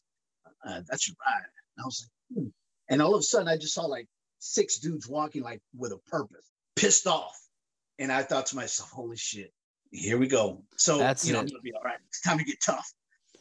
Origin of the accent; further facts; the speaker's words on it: Southern California, United States; moved away as an adult; I grew up in Southern California